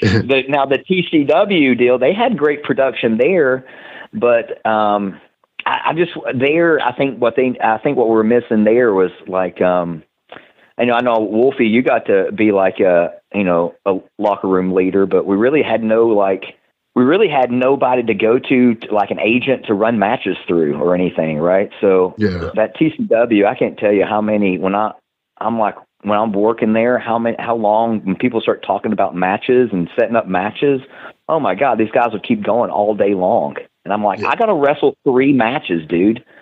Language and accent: English; Knoxville, Tennessee, United States; accent: Tennessee; now in North Carolina, United States; growing up in Knoxville, Tennessee, you'd grow up and you'd watch cartoons in the morning